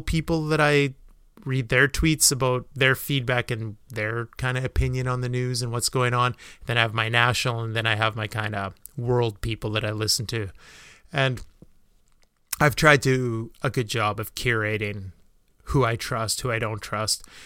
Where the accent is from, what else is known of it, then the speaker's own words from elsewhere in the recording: Canada; being Canadian